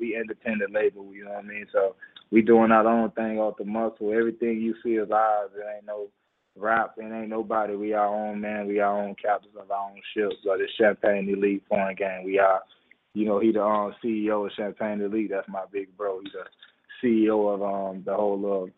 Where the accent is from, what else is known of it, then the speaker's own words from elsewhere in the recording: Miami, Florida, United States; I'm from Miami, you know, Liberty City